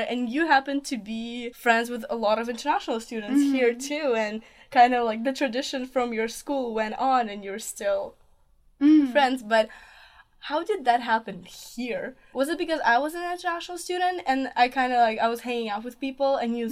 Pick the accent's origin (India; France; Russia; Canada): Russia; Moscow; now in Lexington, United States; Originally, I am from Moscow, Russia, but currently I live in Lexington, Virginia